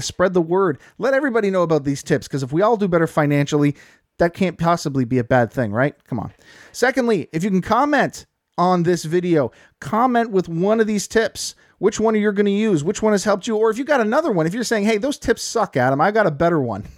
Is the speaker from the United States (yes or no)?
no; Canada; I'm a Canadian